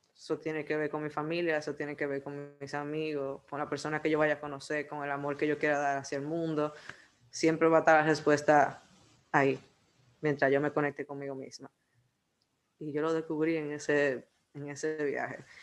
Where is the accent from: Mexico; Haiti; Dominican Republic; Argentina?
Dominican Republic; como buen dominicano